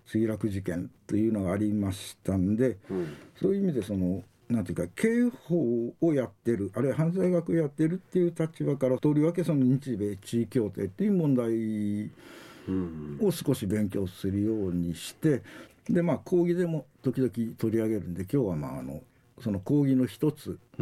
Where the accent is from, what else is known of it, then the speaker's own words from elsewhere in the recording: Wakayama, Japan; moved away as an adult; now in Okinawa, Japan; 和歌山県生まれでしてあの沖縄に来たのはその91年平成3年、はいでありまして今年でちょうど30年目になります